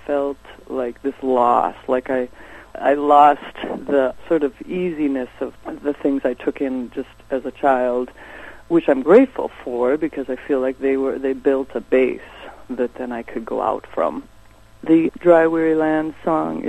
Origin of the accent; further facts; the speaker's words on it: Sioux Falls, South Dakota, United States; South Dakota, where I was born and come from, Sioux Falls, South Dakota.